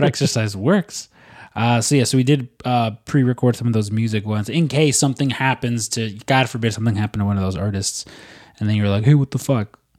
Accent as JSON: {"language": "English", "country": "United States", "said": "I'm I'm American"}